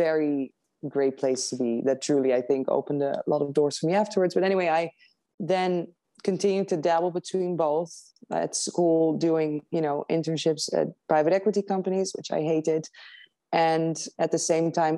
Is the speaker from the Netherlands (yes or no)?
yes; Netherlands; moved away as an adult; also born or lived in London; now in United States; I grew up in the Netherlands. I studied in London, but I grew up in the Netherlands